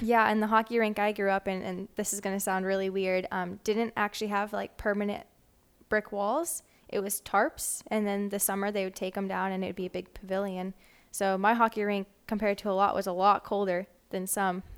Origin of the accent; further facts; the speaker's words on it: Wisconsin, United States; moved away as an adult; also born or lived in Michigan; now in Little Rock, United States; I am originally from Wisconsin